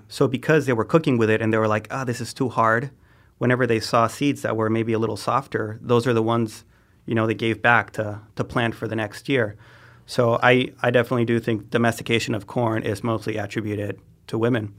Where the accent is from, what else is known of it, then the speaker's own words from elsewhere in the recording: Oaxaca, Mexico; moved away as an adult; I grew up in Oaxaca. I was there 18 years.